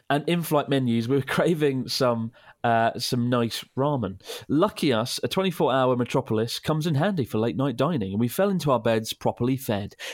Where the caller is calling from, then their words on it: Berlin, Germany; from Berlin in Germany.